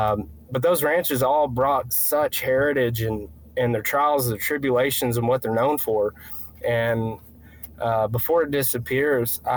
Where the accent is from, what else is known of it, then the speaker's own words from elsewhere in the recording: East Texas, United States; now in Austin, United States; I'm born and raised in East Texas